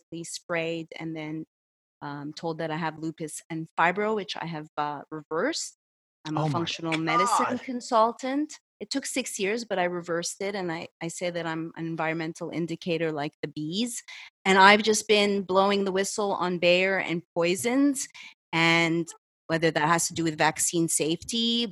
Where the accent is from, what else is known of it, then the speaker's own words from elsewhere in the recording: Montreal, Quebec, Canada; moved away as an adult; also born or lived in Los Angeles, United States; I'm from Montreal originally